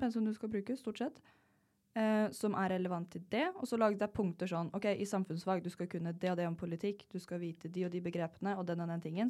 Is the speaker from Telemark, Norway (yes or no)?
yes; Telemark, Norway; Jeg er fra Telemark, jeg fra bygda.